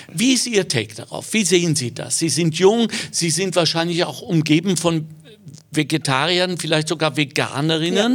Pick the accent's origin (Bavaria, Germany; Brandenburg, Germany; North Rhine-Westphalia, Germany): North Rhine-Westphalia, Germany; Ruhr area; now in Austria; Ich bin im Ruhrgebiet geboren, habe dort überhaupt gar keine Wurzeln mehr